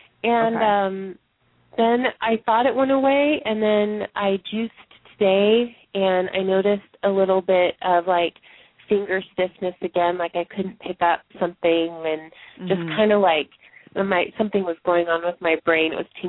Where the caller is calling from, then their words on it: Eugene, Oregon, United States; I'm from Eugene, Oregon.